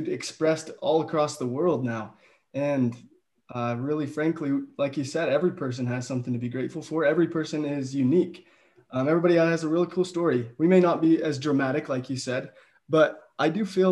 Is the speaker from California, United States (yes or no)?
no; Utah, United States; we're from Utah